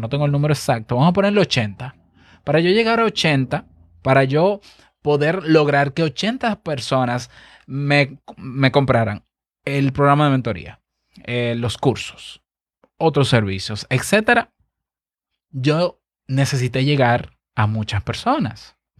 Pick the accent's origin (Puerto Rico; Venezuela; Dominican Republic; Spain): Dominican Republic